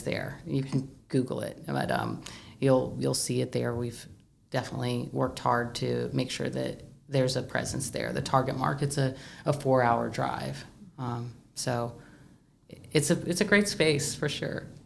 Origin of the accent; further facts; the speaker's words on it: Du Quoin, Illinois, United States; I'm from DuQuoin, but I'm a Southern Illinoisan. I am from Southern Illinois